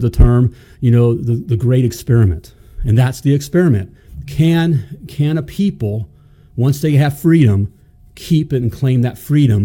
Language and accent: English; United States; I was born in the United freaking States of America